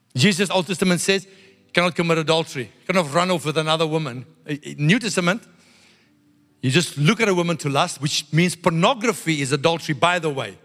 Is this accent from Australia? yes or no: no; South Africa; I grew up in South Africa. White South African religious people